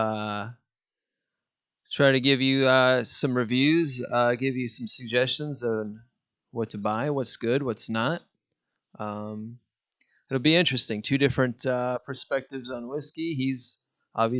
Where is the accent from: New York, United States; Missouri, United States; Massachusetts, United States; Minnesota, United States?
Missouri, United States; St. Louis; moved away as an adult; also born or lived in Houston, Texas; now in Kentucky, United States; I grew up around the St. Louis area